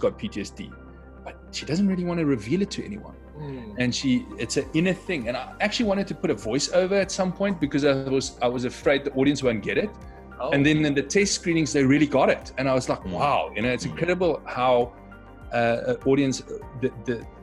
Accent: South Africa; moved away; I come from South Africa.

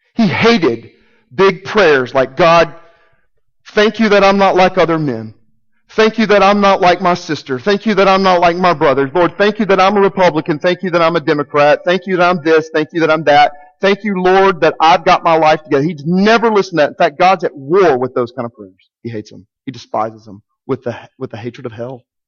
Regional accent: Arkansas, United States; I'm from Arkansas. I know you can probably tell the accent.

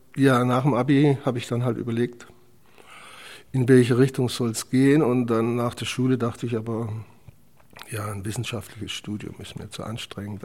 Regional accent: Zell am Harmersbach, Black Forest, Baden-Württemberg, Germany; moved away; Geboren bin ich neunzehnhundertachtundfünfzig in Süddeutschland. Der Ort heißt Zerm-Hamersbach. Kleine Stadt im Schwarzwald. Und dort habe ich dann eben auch meine Schulzeit verbracht, bis ich neunzehn war.

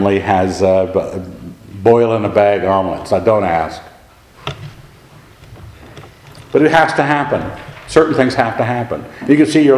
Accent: Annapolis, Maryland, United States; moved away; I grew up in Annapolis, Maryland

